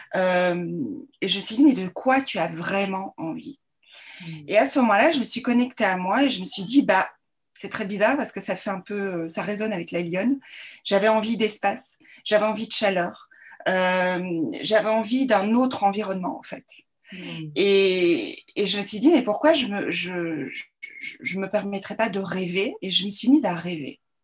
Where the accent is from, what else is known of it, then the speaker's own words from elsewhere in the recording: Belgium; also born or lived in Brussels; donc je suis belge. J'ai fait mes études à Bruxelles